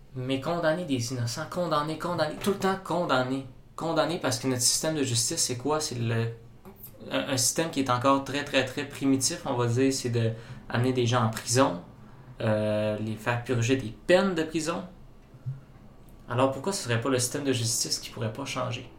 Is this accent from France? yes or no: no; Saguenay, Quebec, Canada; je viens de la région, je viens du Saguenay